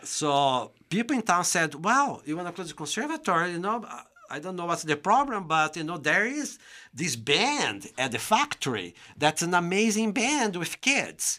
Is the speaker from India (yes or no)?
no; São Paulo, Brazil; English is a second language; moved away as an adult; now in United States; I'm from the state of São Paulo